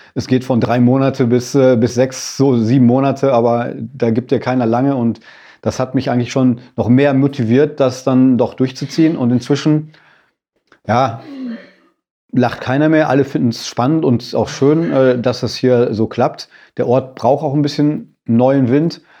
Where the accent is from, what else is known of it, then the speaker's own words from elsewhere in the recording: Sauerland, North Rhine-Westphalia, Germany; now in Bad Grund, Germany; Ich bin auch in Bergen groß geworden, jetzt zwar in einem anderen Mittel, im anderen Mittelgebirge, im Sauerland